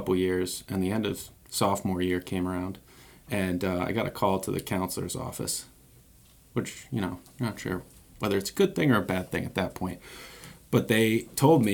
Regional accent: Mystic, Connecticut, United States; now in Newport, United States; I grew up in Mystic, always lived on the water

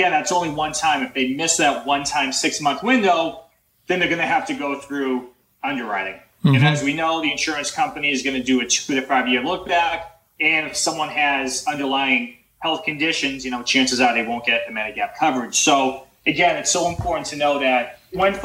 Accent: Boston, Massachusetts, United States; I'm from the Boston area

